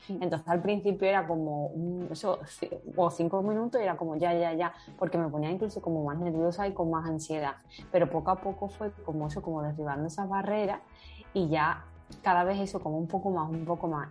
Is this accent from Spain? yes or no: yes; Seville, Andalusia, Spain; also born or lived in Madrid; yo soy sevillana